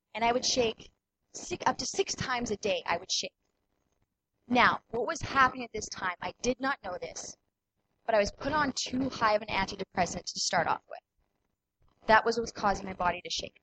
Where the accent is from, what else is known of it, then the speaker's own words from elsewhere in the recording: Killarney, Manitoba, Canada; I grew up in Killarney. My parents still live in Killarney